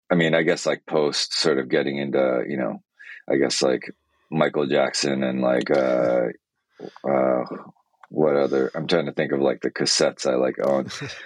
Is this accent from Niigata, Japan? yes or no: yes; Niigata, Japan; born there; So I was born in Japan in Niigata, which is northwest on the main island.